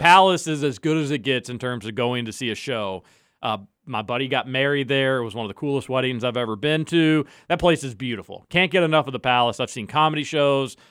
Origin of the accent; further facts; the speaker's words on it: Louisville, Kentucky, United States; I grew up in the Highlands